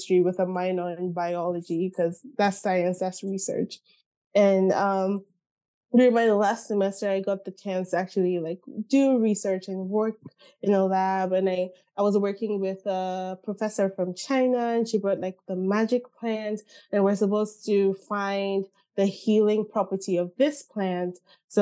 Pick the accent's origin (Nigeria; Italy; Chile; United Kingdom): Nigeria; moved away; I grew up in Nigeria, spent my whole life in Nigeria